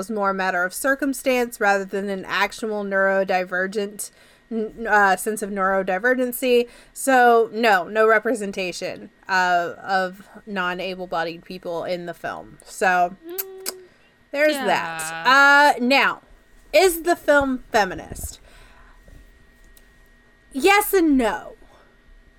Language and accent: English; Canada